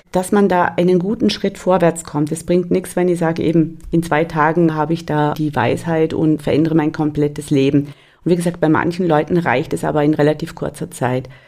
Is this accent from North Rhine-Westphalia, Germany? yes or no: yes; North Rhine-Westphalia, Germany; Bei uns in Westfalen gibt es